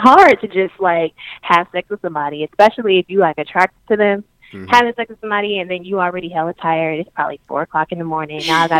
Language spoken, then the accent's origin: English; Oakland, California, United States; I'm from Oakland, California.